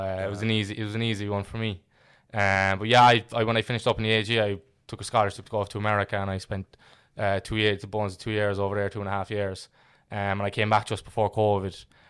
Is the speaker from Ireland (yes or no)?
yes; Ireland; Yeah, so I grew up in Fair and Ferris there on Redemption Road my whole life.